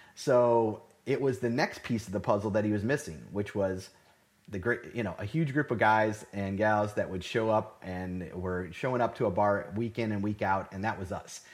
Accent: Cleveland, Ohio, United States; moved away as an adult; now in Houston, United States; originally born and raised in Cleveland, Ohio

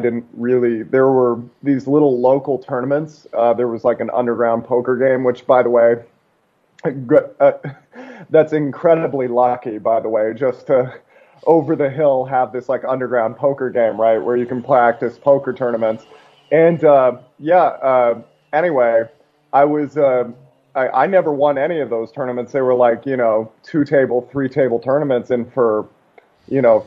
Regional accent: Seattle, Washington, United States; also born or lived in Alaska; I was born in a small town in Alaska, but I grew up mostly outside of Seattle

